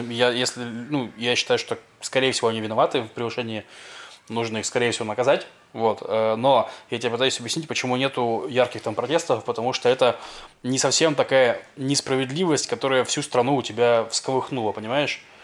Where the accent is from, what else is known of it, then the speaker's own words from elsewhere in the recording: Russia; now in Israel; я из России